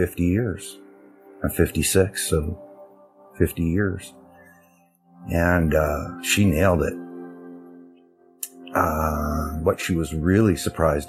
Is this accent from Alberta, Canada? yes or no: yes; Alberta, Canada; I'm from Canada, Alberta, Canada